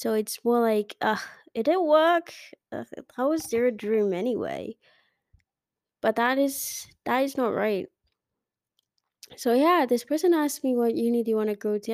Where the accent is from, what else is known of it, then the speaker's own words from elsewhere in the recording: Kenya; I'm Kenyan